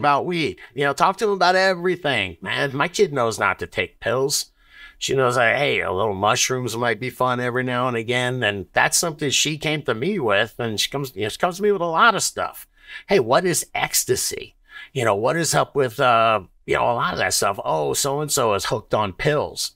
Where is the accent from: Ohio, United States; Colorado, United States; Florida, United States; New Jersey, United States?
Florida, United States; South; I'm from South Florida